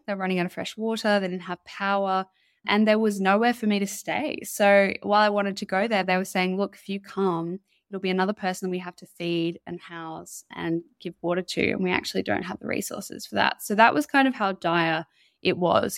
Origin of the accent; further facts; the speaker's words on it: Mullumbimby, New South Wales, Australia; moved away; I grew up in Mullumbimby, and that's where, uh, my parents still live